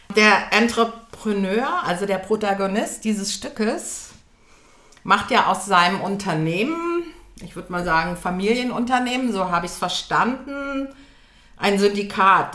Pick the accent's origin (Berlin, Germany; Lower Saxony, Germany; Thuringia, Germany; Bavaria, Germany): Lower Saxony, Germany; Göttingen; am Theater Heidelberg in Göttingen, wo ich herkomme